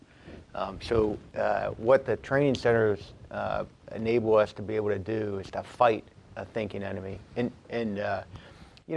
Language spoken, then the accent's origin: English; Pittsburgh, Pennsylvania, United States; moved away; I'm from Pittsburgh, Pennsylvania